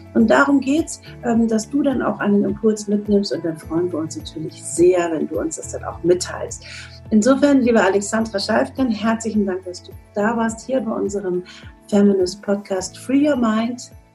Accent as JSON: {"language": "German", "region": "Northern Germany", "country": "Germany", "said": "Und ich komme aus dem Norden, aus dem hohen Norden"}